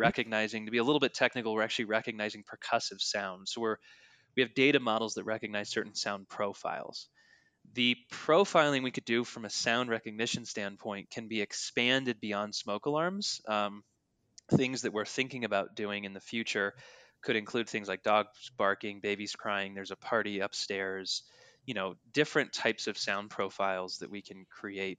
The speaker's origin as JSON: {"language": "English", "area": "north of Denver", "region": "Colorado", "country": "United States", "tie": "born or raised there", "said": "We grew up in Colorado together, north of Denver"}